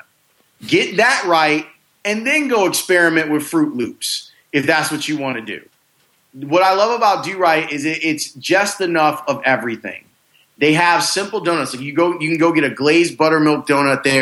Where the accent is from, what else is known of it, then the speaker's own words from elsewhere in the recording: South Suburbs of Chicago, Illinois, United States; I grew up in the South Suburbs